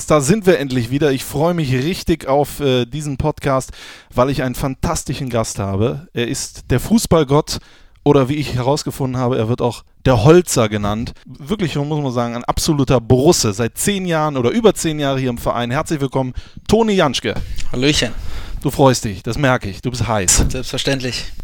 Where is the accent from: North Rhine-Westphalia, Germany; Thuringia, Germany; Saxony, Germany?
Saxony, Germany; moved away as an adult; now in Mönchengladbach, Germany; Der Silbersee, da bin ich äh, mit aufgewachsen.